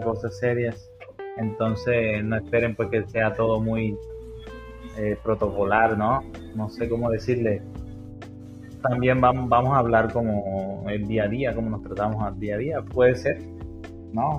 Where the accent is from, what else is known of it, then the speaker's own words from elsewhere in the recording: Sahagún, Córdoba, Colombia; moved away as an adult; now in Sincelejo, Colombia; yo también soy cordobés, nací en, nací en Salgún, Córdoba